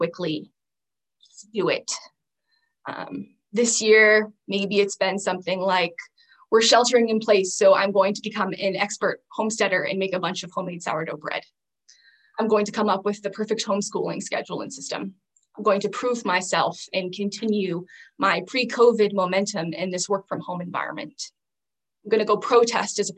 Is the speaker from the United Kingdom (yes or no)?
no; Southern Arizona, United States; growing up in Southern Arizona in the Sonoran Desert